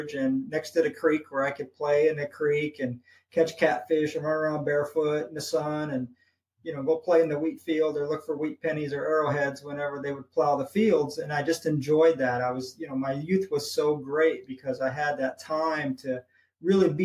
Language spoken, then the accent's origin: English; St. Louis, Missouri, United States; moved away; also born or lived in Hawaii; St. Louis, Missouri is my hometown. I grew up there